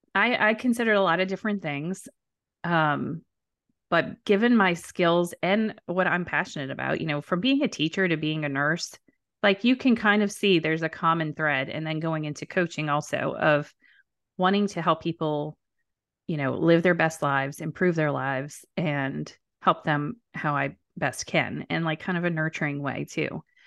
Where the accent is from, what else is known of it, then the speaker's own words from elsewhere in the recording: New Orleans, Louisiana, United States; I'm from New Orleans